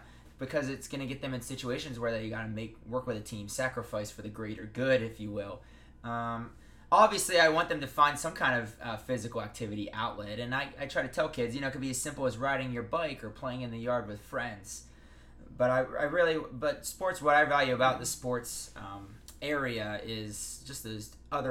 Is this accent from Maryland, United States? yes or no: no; Pennsylvania, United States; moved away as an adult; now in Las Vegas, United States; I come from Pennsylvania